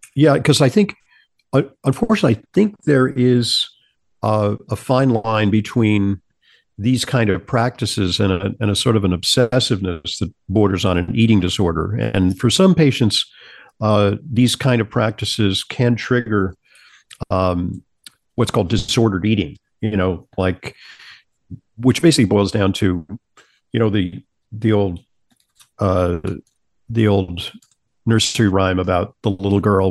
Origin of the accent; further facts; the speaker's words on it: Santa Monica, California, United States; moved away as an adult; also born or lived in New York; I Travel from Southern California, where I grew up, in Sa-, in Santa Monica, California, to New York to attend Columbia